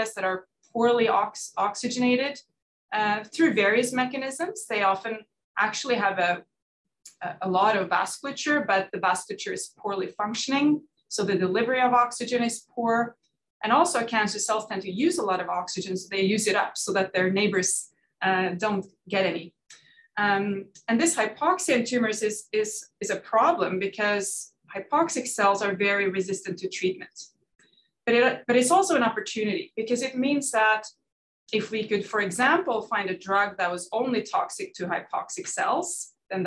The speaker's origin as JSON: {"language": "English", "country": "Norway", "tie": "born or raised there", "moved": "as an adult", "said": "I'm Norwegian. I grew up in Norway"}